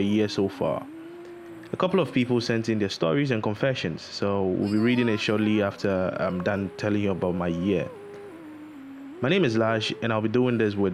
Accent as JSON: {"language": "English", "town": "Takoradi", "region": "Western Region", "country": "Ghana", "also_born_or_lived": "Accra", "moved": "as an adult", "said": "I'm from Takrady"}